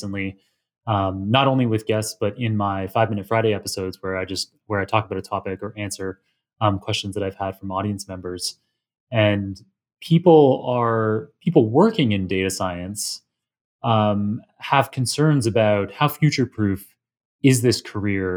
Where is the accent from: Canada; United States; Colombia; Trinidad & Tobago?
Canada; I come from Canada